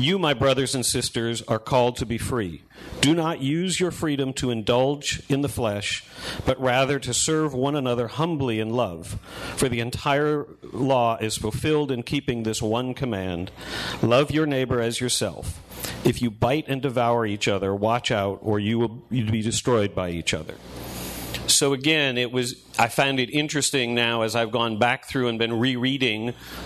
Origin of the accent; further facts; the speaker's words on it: Northeast, United States; I grew up in the Northeast